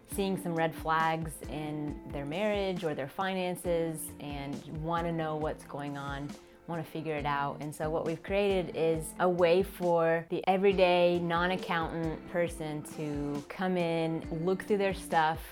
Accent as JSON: {"language": "English", "town": "Tulsa", "region": "Oklahoma", "country": "United States", "tie": "born or raised there", "said": "so I am from Oklahoma. I was born in Tulsa"}